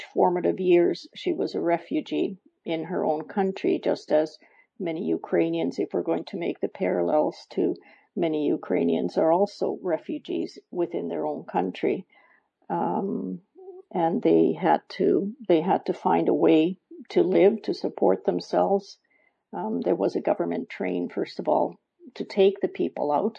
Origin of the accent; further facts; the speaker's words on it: Canada; I was born and brought up in Canada